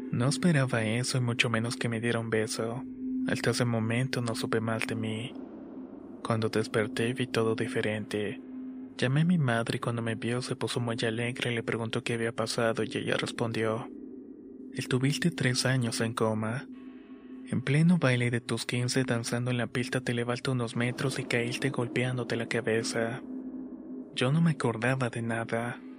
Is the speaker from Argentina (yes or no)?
yes; Córdoba, Argentina; soy de Córdoba, Argentina.